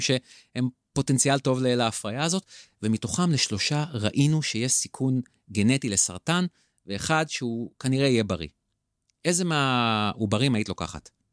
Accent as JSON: {"language": "Hebrew", "country": "Israel", "said": "אותנו ספציפית כישראלים וכיהודים"}